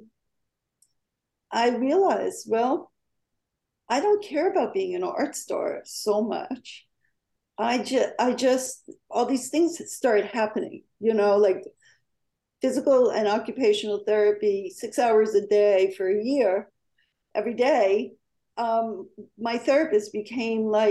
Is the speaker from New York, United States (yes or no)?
yes; New York, United States; moved away; also born or lived in California; being a New Yorker, I wanted to make it in my hometown, New York